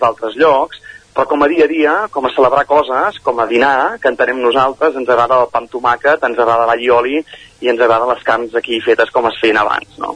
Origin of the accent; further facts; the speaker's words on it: Caldes de Montbui, Catalonia, Spain; also born or lived in Manresa; vaig néixer a Manresa, però he viscut tota la vida a Caldés